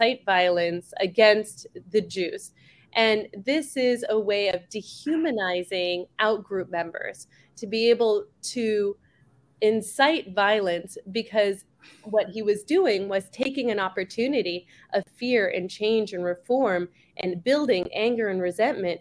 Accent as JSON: {"language": "English", "country": "Canada", "tie": "born or raised there", "moved": "yes", "lives_now": "Scottsdale, United States", "said": "my family is Jewish Iraqi, and I was born in Canada"}